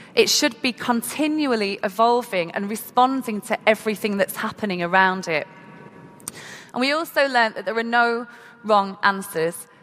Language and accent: English; Manchester, North West England, United Kingdom; i am from Manchester in the UK and had the opportunity to go to school and be educated